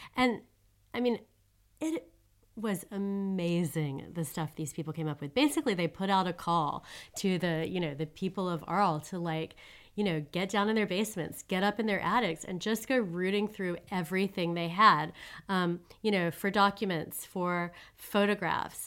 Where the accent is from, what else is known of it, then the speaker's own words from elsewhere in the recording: United States; moved away as an adult; also born or lived in Switzerland; now in Paris, France; I'm an American citizen, and I'm a French citizen now, too